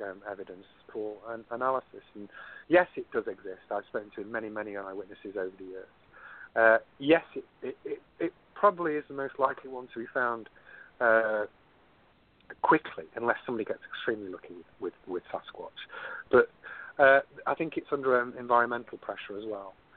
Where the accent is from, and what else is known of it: United Kingdom; moved away as an adult; now in San Diego, United States